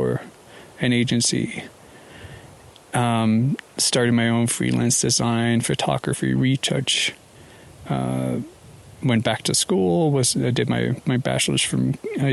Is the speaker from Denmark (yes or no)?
yes; Copenhagen, Capital Region of Denmark, Denmark; moved away as an adult; also born or lived in Paris / Hong Kong / London; I'm from Denmark, born and raised in Copenhagen, spent the first 20 year plus years or so there.